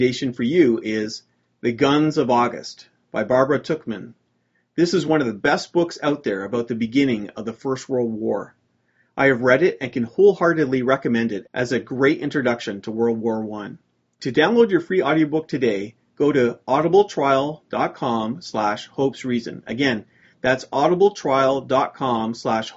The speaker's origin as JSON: {"language": "English", "country": "Canada", "said": "As a Canadian"}